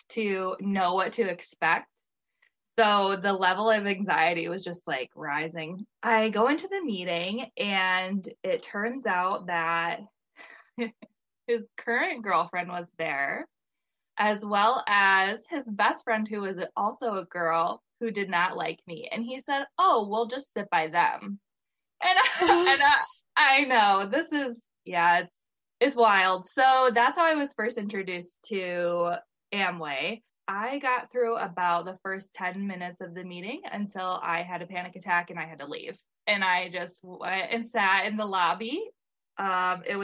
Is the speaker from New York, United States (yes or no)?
no; Michigan, United States; I live in Michigan. I had since moved away from my hometown to go to culinary school.